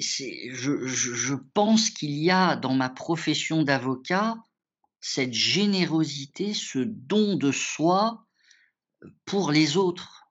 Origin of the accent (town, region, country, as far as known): France; born or raised there; also born or lived in Morocco